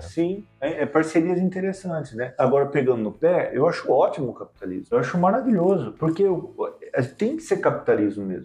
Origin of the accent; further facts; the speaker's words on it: Brazil; Eu sou brasileiro